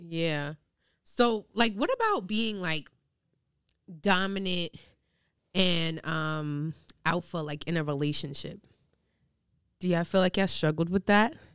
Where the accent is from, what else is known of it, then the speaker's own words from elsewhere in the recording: New York City, New York, United States; also born or lived in Long Island; growing up in Queens and then going to like Long Island